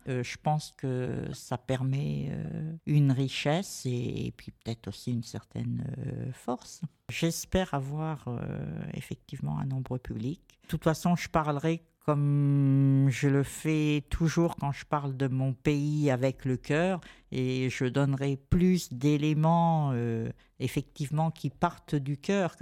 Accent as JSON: {"language": "French", "country": "France", "tie": "born or raised there", "also_born_or_lived": "San Marino", "said": "je suis né en France quand même, mais j'ai été vraiment élevé avec la transmission de l'amour du pays quitté"}